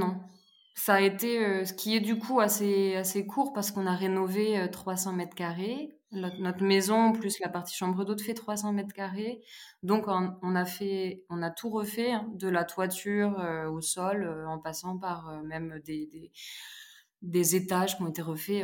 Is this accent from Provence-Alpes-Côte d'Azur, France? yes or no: no; Charente, Nouvelle-Aquitaine, France; now in Pézenas, France; Je suis originaire de Charente